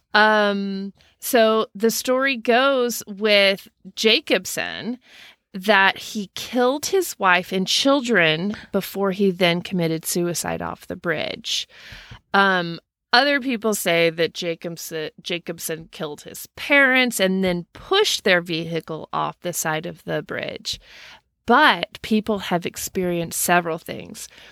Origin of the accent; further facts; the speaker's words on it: Denton, Texas, United States; I grew up in Denton, Texas